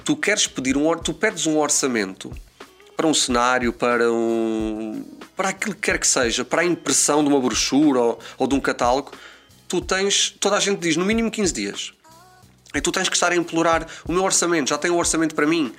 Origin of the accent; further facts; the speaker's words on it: Azores, Portugal; moved away as an adult; now in Lisbon, Portugal; nós que crescemos nos Açores, em que só tínhamos dois canais